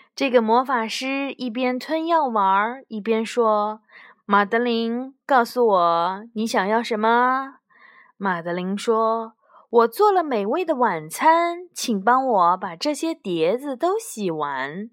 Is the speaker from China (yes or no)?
yes; China; 就像我们中国人过春节一样